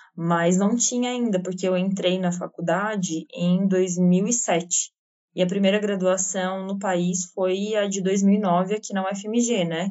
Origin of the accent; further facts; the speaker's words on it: Santa Catarina, Brazil; eu sou catarinense